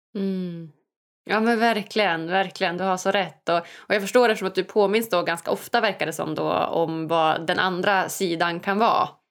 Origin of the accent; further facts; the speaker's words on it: Umeå, Västerbotten County, Sweden; jag är ju född och uppvuxen i, i Sverige, i Umeå, uppe i Norrland